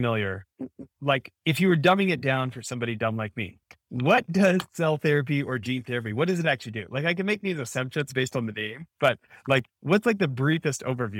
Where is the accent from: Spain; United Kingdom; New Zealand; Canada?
Canada; now in United States; So I grew up in Canada. I'm an American born abroad because my dad's American, and then I got Canadian citizenship for being born there, right?